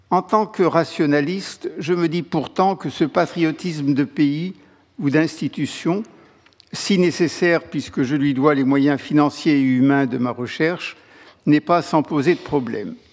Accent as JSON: {"language": "French", "country": "France", "said": "En tant que Français, outre frontière, J'apprécie tout autant que le travail d'un de mes collègues inconnus, mes français, soit soudain mis en lumière."}